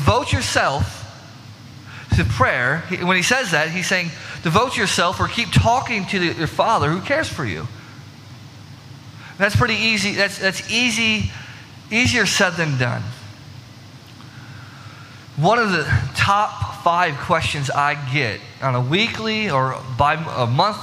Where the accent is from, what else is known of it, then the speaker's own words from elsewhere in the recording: Illinois, United States; growing up in Illinois